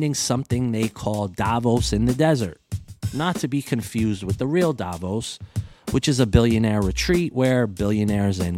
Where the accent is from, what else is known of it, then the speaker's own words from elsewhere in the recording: United States; as an American